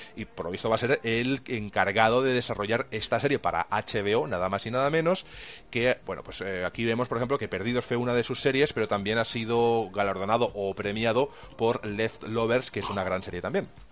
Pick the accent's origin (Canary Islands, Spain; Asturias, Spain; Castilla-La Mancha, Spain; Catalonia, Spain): Castilla-La Mancha, Spain; Albacete; los que somos del Albacete